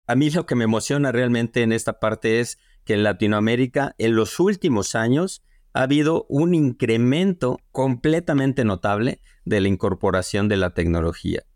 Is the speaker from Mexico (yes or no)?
yes; Mexico